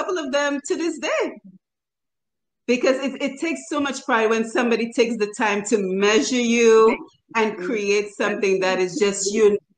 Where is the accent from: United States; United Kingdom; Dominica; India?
Dominica; growing up in Dominica